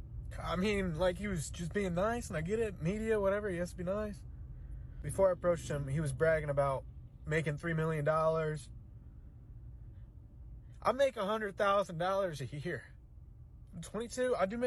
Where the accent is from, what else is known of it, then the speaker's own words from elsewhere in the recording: Ohio, United States; I'm originally from Ohio.